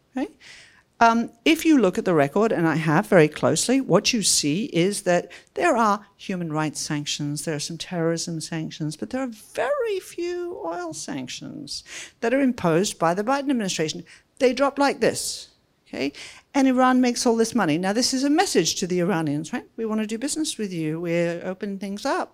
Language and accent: English; Australia; moved away as an adult; now in Washington, United States; hopefully you can hear that I come from Australia, but not from Sydney